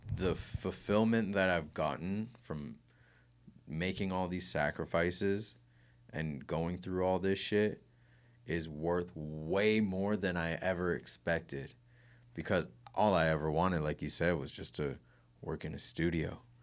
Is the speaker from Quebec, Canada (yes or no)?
no; Kitchener, Ontario, Canada; I was born in Grand River Hospital